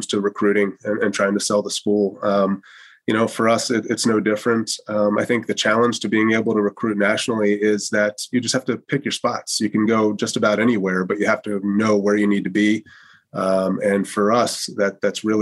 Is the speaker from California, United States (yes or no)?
no; Wilmington, Delaware, United States; I grew up in Wilmington, Delaware, not too far away from here